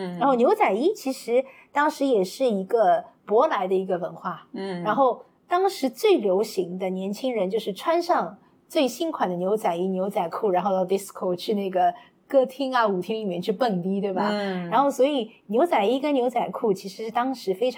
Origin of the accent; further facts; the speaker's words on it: Shanghai, China; 因为呃，我自己的话，其实一路从小到大都是在那个黄浦区